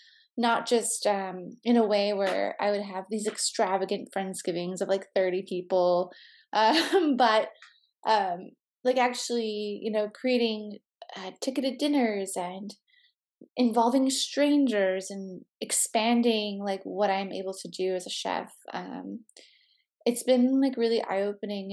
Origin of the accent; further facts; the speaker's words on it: southwest suburbs of Chicago, Illinois, United States; moved away; I grew up in the southwest suburbs of Chicago